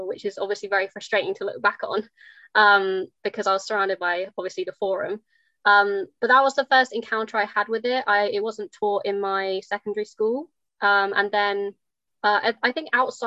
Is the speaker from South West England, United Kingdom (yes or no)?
yes; North Devon, South West England, United Kingdom; I come from North Devon, and yeah, I went to a secondary school, state comprehensive school